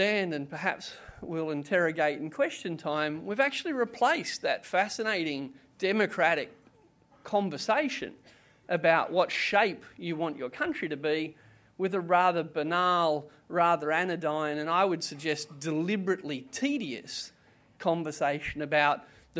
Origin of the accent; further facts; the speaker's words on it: Canberra, Australian Capital Territory, Australia; I'm also from Canberra